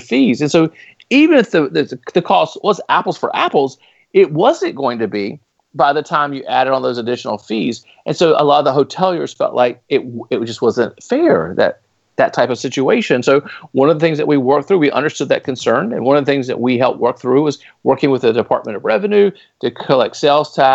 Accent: Raleigh, North Carolina, United States; the city of Raleigh, which happens to be my hometown, Raleigh, North Carolina

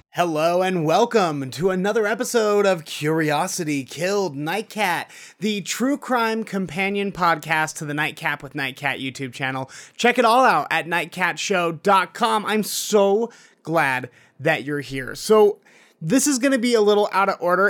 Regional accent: Utah, United States; my home state of Utah

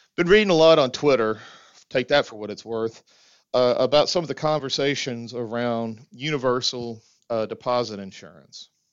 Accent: the South, United States; as a Southerner

